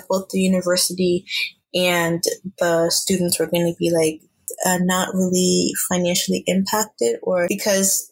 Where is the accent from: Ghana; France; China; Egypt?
Ghana; now in United States; I'm Ghanaian.